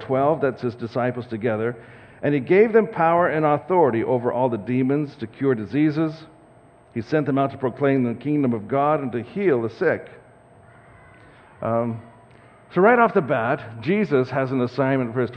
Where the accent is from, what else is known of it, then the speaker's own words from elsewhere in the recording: Saskatoon, Saskatchewan, Canada; now in Langley, Canada; So my wife and I grew up in Saskatoon, and we have prairie roots